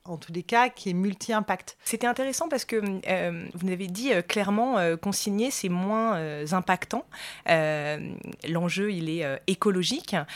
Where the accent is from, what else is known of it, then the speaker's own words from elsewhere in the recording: Montpellier, Occitania, France; moved away as an adult; now in Romans-sur-Isère, France; moi j'ai grandi à Montpellier, dans le sud de la France